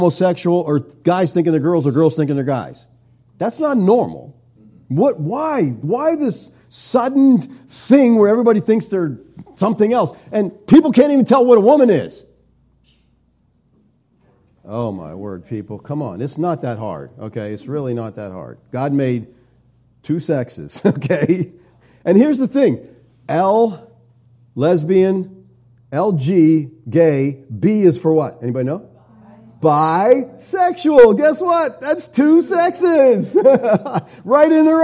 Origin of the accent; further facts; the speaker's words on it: United States; we're American Christians